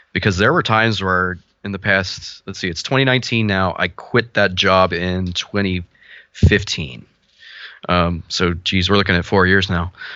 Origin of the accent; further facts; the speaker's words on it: Cincinnati, Ohio, United States; I'm from Cincinnati, Ohio